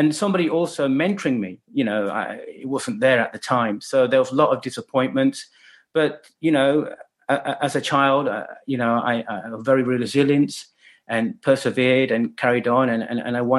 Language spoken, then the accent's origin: English; Leicester, East Midlands, United Kingdom; also born or lived in China; Leicester is where I grew up and born